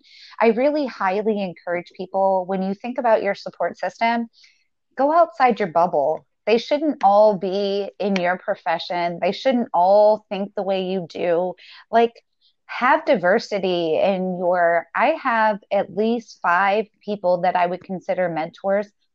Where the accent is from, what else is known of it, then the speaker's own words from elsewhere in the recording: the South, United States; I grew up in the South.